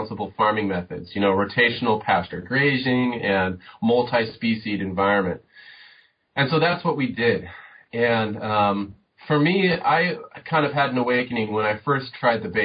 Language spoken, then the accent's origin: English; Southern California, United States; moved away; I grew up in Southern California